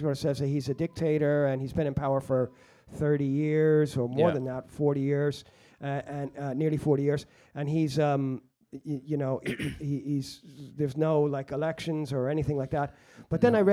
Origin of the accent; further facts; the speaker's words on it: New York, United States; now in Europe; I'm from the U.S. I'm from New York and I live in Europe